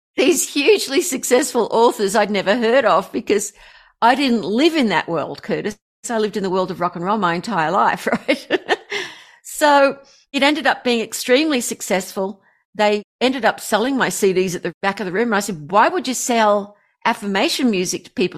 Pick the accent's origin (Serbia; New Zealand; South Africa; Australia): Australia; I'm an Aussie